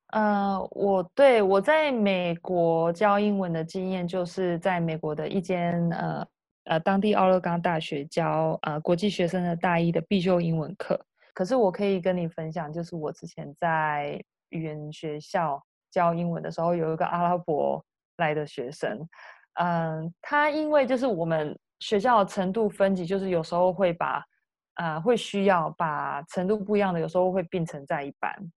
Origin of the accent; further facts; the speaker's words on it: Taiwan; moved away as an adult; now in United States; 我是台湾人